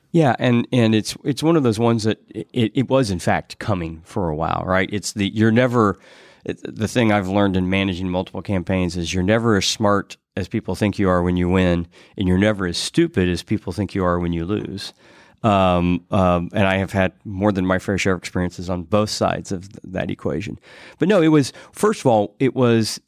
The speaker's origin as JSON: {"language": "English", "town": "Greenfield", "region": "Indiana", "country": "United States", "tie": "born or raised there", "moved": "as an adult", "lives_now": "Indianapolis, United States", "said": "I grew up in Greenfield"}